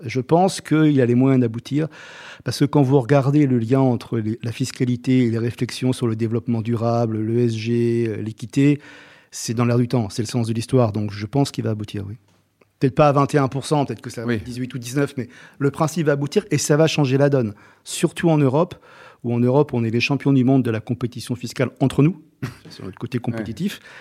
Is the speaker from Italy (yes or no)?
yes; Rome, Lazio, Italy; also born or lived in Salento; now in France; je suis né à Rome et toute ma famille est du Salento